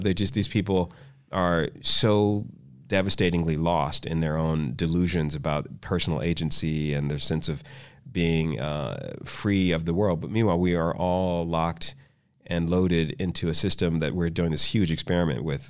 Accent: Washington, District of Columbia, United States; I grew up in Washington, D C

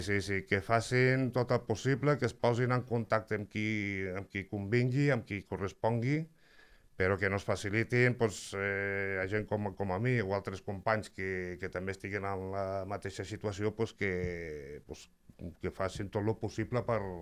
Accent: La Granadella, Catalonia, Spain; jo sóc de, soc de la Granadella

